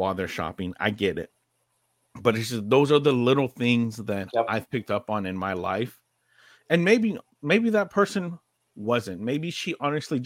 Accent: California, United States; I grew up in California

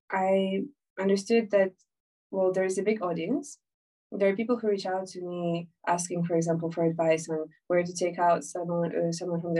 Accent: Ukraine; moved away as an adult; also born or lived in Islington, London; now in London, United Kingdom; I'm from Ukraine, uh, but I've been living in the UK for about six years now. I'm uh, finishing my studies in uh, politics, and I've been living in Islington for a very long while

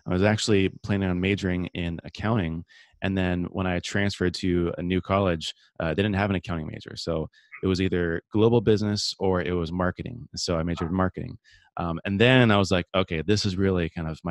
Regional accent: San Diego, California, United States; I grew up here in San Diego, California, my whole life, kind of born and raised

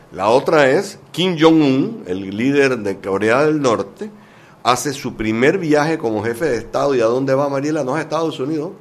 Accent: Panama; nosotros, como panameños

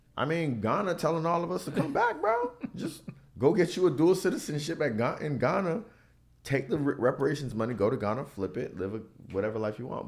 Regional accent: Miami, Florida, United States; growing up in Miami

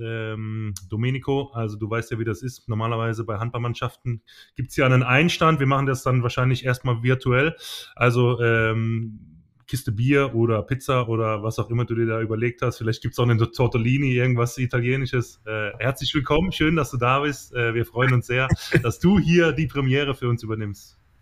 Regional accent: Teningen, Baden-Württemberg, Germany; also born or lived in Emmendingen; ich bin ja äh, in Tening äh, aufgewachsen, war in Emding geboren in der Nachbarstadt

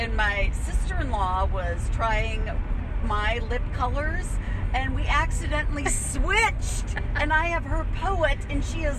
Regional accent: Stevens Point, Wisconsin, United States; moved away; That's my hometown.

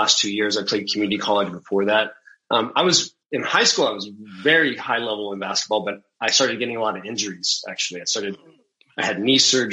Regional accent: Central Valley of California, United States; growing up in the Central Valley of California

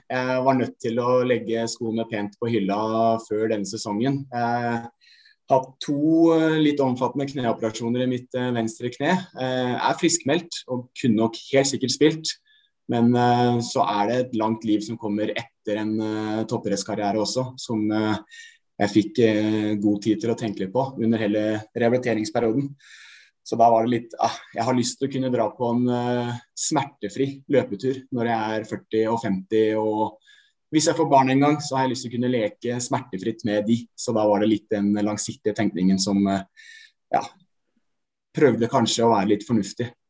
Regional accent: Lier, Buskerud, Norway; Fra Tranby. Lier. Ekte busk, kan man si nå.

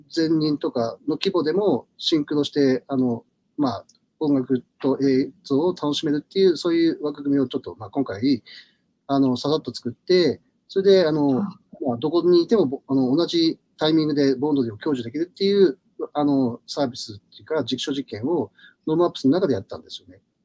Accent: Hokkaido, Japan; 僕自身がずっと北海道、生まれ北海道育ちで、住所も一度もなんか 動かさずに、

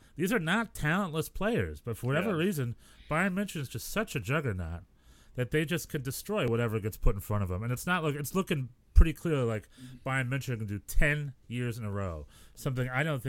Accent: New York, United States; we're both from New York.

